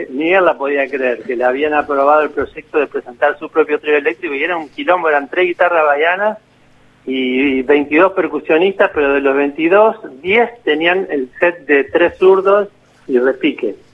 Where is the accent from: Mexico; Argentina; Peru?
Argentina; yo toco esa guitarra, yo soy el, segundo argentino que toca esa guitarra.